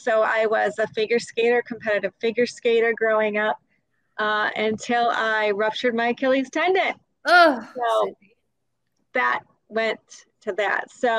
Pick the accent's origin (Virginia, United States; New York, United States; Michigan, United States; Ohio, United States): Michigan, United States; Livonia; moved away as an adult; also born or lived in Detroit, Michigan; now in Fort Myers, United States; I grew up, well, started in Detroit, and then we moved to the country, Livonia, Michigan, which is funny. If you saw Livonia, Michigan, it's not really the country.